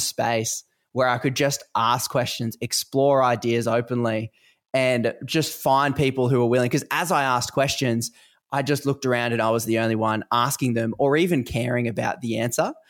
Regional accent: Australia; accent: Australian; obviously you can probably hear from my accent uh, I live in Australia

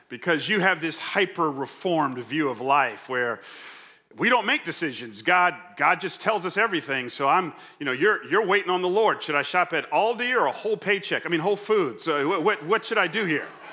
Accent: Atlanta, Georgia, United States; I grew up in Atlanta, so I'm, I'm a Falcons fan

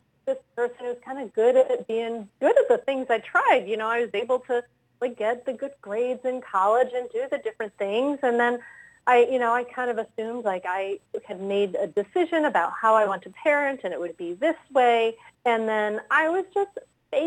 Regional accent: Rhode Island, United States; moved away as an adult; now in Wilmington, Delaware, United States; I grew up in Rhode Island

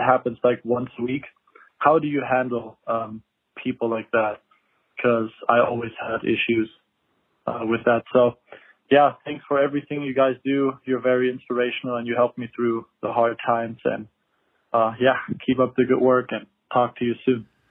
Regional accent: Germany; moved away as an adult; now in Las Vegas, United States; I'm originally from Germany. Um, I live in Las Vegas now for a year.

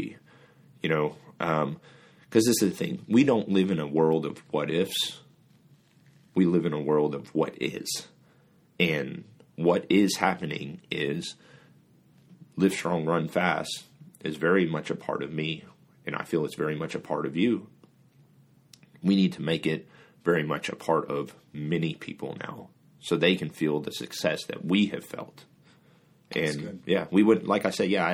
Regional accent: Singapore; also born or lived in Kansas, United States; now in United States; I'm originally from Singapore. I was born in Singapore.

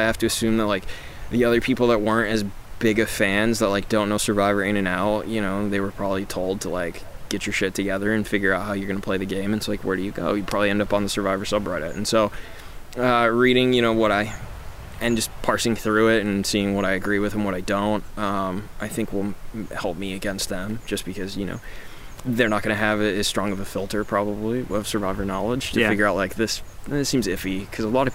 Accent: Midwest, United States; growing up in the Midwest

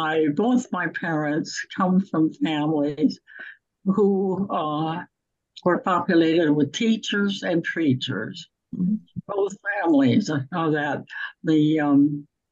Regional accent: Wisconsin, United States; now in Ohio, United States; I grew up in Wisconsin with no relatives close by at all.

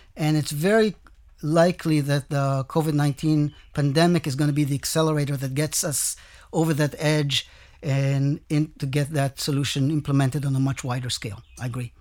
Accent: Israel; I came from Israel with experience basically in Israel

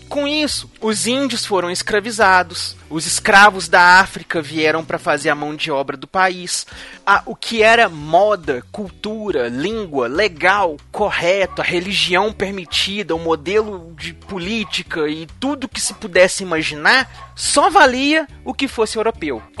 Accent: Brazil

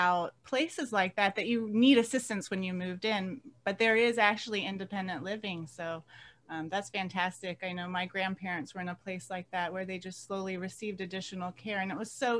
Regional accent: the South, United States; moved away; I grew up in the South

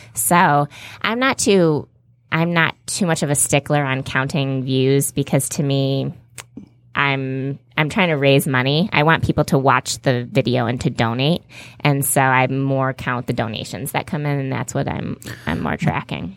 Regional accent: Farmington Hills, Michigan, United States; also born or lived in Detroit; I'm from Farmington Hills, Michigan

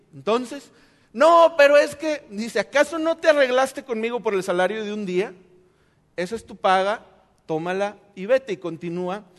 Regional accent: Mexico; nosotros como buenos mexicanos

